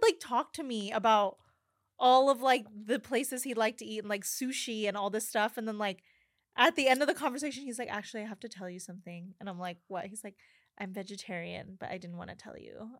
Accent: New Mexico, United States; because I grew up in New Mexico

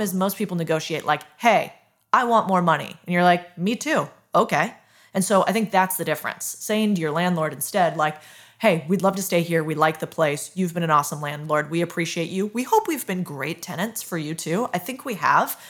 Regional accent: United States; I'm very American

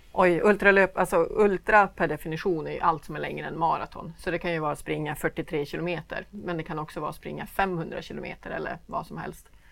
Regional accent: Sweden

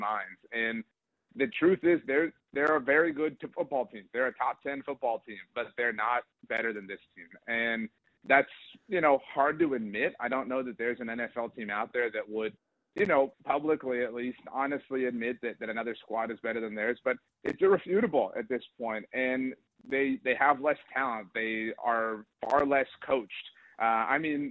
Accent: South Texas, United States; I'm from South Texas, and it just these are the teams I grew up rooting for

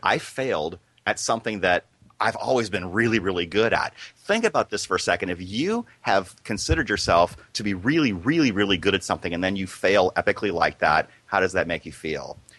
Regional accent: Iowa, United States; I grew up in a small town in Iowa

